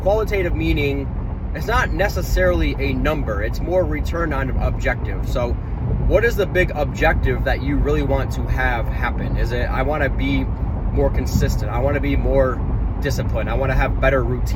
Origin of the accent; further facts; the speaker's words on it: Michigan, United States; moved away; Back home in my home state of Michigan